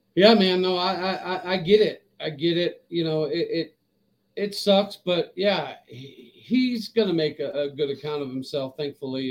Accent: Stillwater, Oklahoma, United States; I grew up in Stillwater

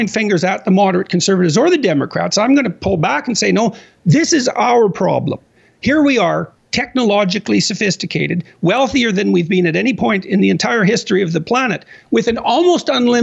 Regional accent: Canada; I'm a Canadian

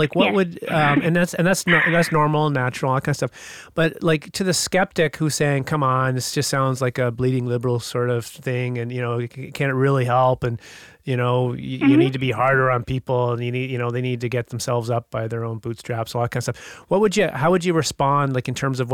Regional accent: Whitehorse, Yukon, Canada; moved away; I grew up in the Yukon Territory.

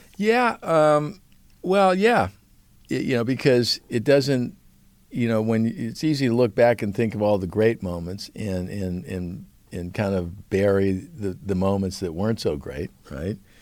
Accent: Beverly Hills, California, United States; I grew up in Beverly Hills

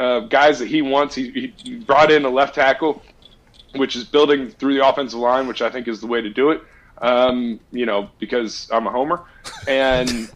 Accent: Ohio, United States; moved away as an adult; now in New Jersey, United States; born and raised in Ohio

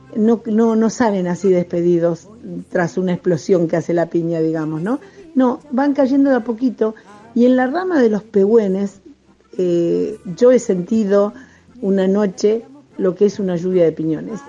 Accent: Patagonia, Argentina; desde mi lugar, desde mi tierra. Les doy un abrazo patagónico

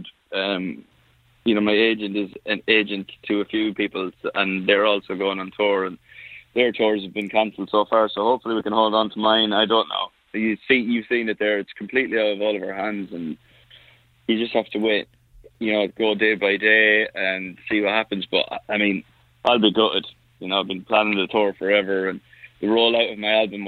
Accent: Ireland; I'm Irish.

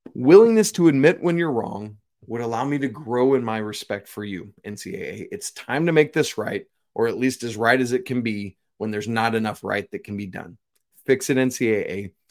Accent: Atlanta, Georgia, United States; I grew up in Atlanta, and my dad always told me that growing up in Atlanta was one of the biggest disservices I ever had in terms of learning to drive

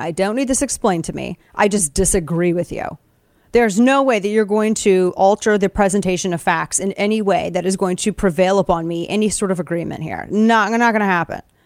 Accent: Southern Missouri, United States; We're both from Southern Missouri.

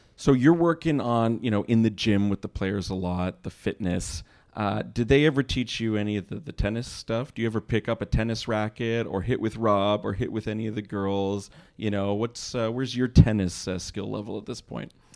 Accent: Montreal, Quebec, Canada; now in Toronto, Canada; from my own home city

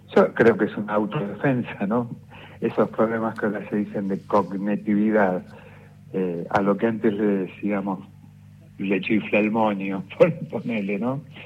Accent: Ramos Mejía, Buenos Aires Province, Argentina; Yo soy de Ramos Mejía, que es La Matanza

